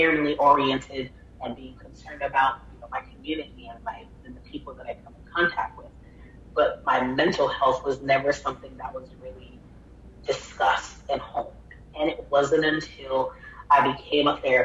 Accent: Miami, Florida, United States; now in Orlando, United States; we relocated to Miami when I was probably about 6 years old, and I pretty much lived in Miami off and on from the time I was six

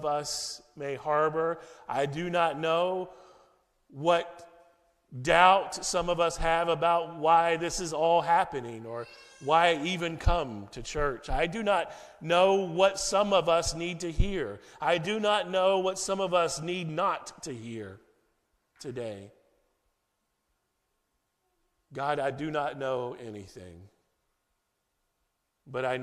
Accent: United States; moved away as an adult; now in Frankfurt, Germany; my home country of the U.S.

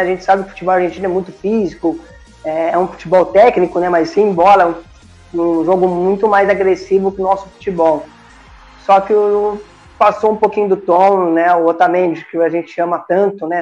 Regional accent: Campinas, São Paulo, Brazil; Sou de Campinas, né, estado de São Paulo

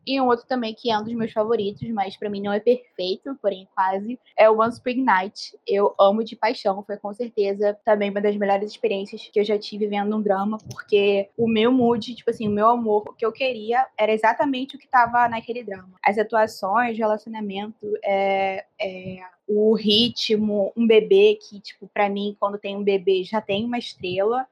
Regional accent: Rio de Janeiro, Brazil; eu sou do Rio de Janeiro

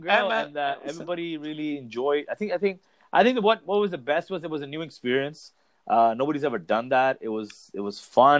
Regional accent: Mumbai, Maharashtra, India; Hello. Hi … from Mumbai.

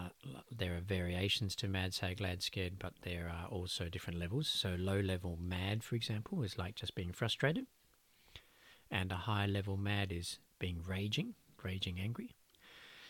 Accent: Australia; Growing up as an Aussie boy

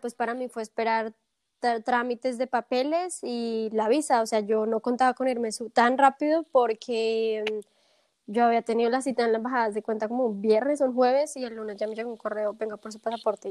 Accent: Bogotá, Colombia; moved away as an adult; now in Munich, Germany; soy colombiana de Bogotá, y me mudé hace más o menos tres años y un poquito más a Alemania, específicamente al sur, a Múnich.

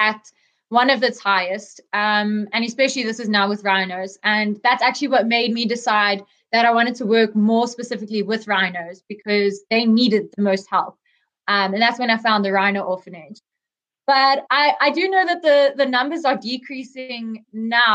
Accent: South Africa; I grew up here in South Africa

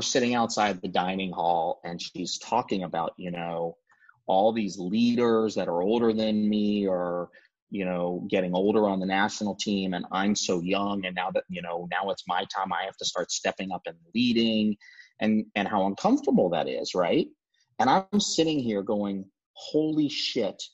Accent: Chapel Hill, North Carolina, United States; moved away as an adult; also born or lived in Kentucky; now in California, United States; I grew up in Chapel Hill

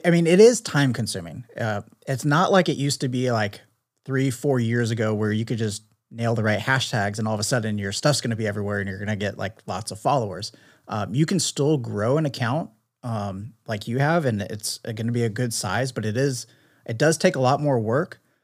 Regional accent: San Diego, California, United States; a local San Diego creator, so I'm always excited to link up with local creators in my hometown

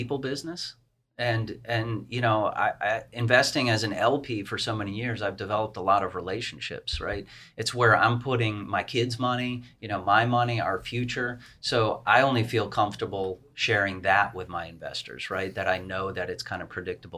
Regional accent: East Coast, United States; I'm from the East Coast. I've always been on the East Coast all my life

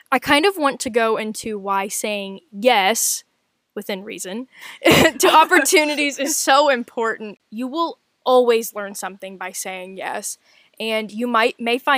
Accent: West Virginia, United States; moved away as an adult; now in Las Vegas, United States; I was born and raised in West Virginia. I moved to Las Vegas for the sole purpose of continuing my education and chasing opportunities that I really didn't have at home in my small town.

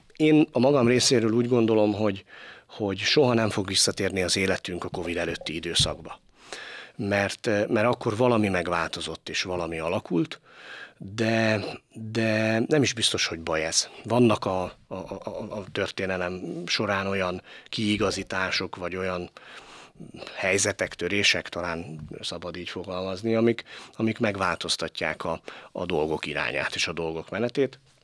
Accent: Pécs, Baranya, Hungary; moved away as an adult; also born or lived in Kaposvár; Én Pécsi voltam, Pécsi vagyok és Pécsi leszek

